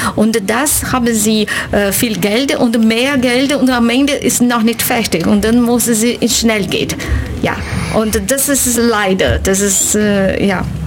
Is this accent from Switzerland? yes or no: no; Brazil; German is a second language; moved away as an adult; now in Ulm, Germany; Ich komme aus Brasilien und ich bin Dozentin für portugiesische Sprache in der Universität Ulm. Lebe hier seit uh, ungefähr zehn Jahren